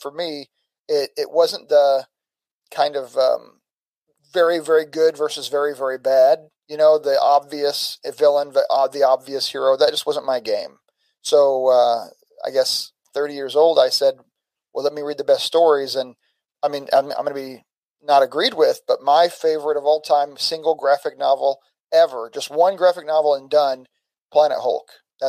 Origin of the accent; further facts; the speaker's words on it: St. Louis, Missouri, United States; also born or lived in 7 different states; So, like, I'm from St. Louis region, but I've lived in 7 different states.